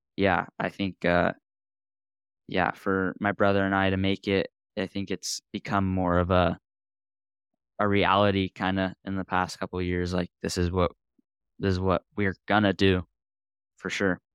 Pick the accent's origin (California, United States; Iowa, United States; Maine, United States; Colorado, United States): California, United States; Central Coast; growing up on the Central Coast